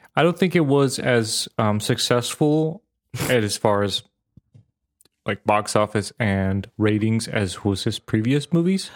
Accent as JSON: {"language": "English", "region": "Vojvodina", "country": "Serbia", "tie": "born or raised there", "moved": "yes", "said": "I grew up in the Yugoslavia"}